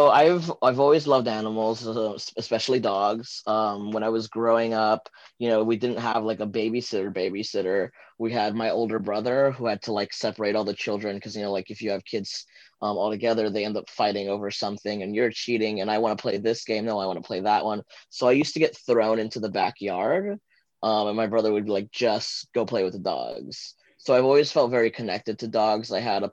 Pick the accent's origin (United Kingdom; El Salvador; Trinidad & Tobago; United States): El Salvador; Santa Ana; born there; moved away; I am a transgender fluid immigrant from El Salvador. I was born in Santa Ana.